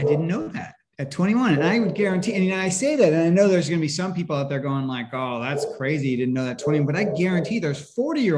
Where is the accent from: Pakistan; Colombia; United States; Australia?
United States; Northern California; I grew up in California, in Northern California